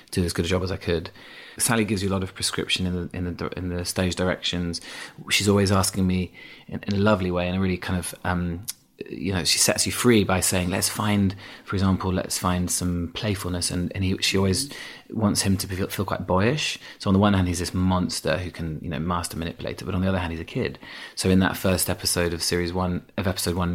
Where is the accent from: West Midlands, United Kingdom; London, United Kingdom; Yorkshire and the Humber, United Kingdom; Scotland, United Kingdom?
Yorkshire and the Humber, United Kingdom; accent: Yorkshire; I had an accent. I had a strong Yorkshire accent till I was about um, 11, 12, yeah.